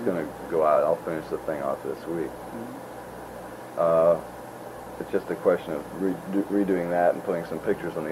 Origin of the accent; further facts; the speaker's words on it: California, United States; we're from California, you know, come out here